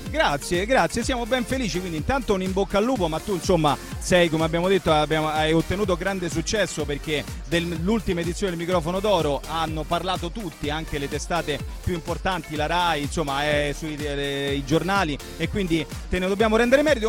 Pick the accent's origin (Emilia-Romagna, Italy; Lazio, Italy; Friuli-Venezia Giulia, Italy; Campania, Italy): Lazio, Italy; Rome; noi romani